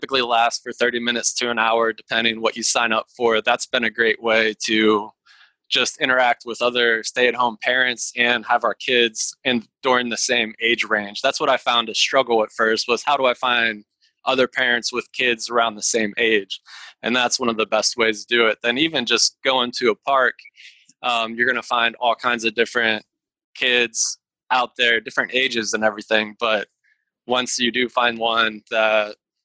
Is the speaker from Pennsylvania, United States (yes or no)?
yes; Pittsburgh, Pennsylvania, United States; now in Virginia, United States; I'm originally from Pittsburgh, Pennsylvania, so I'm used to lots of snow.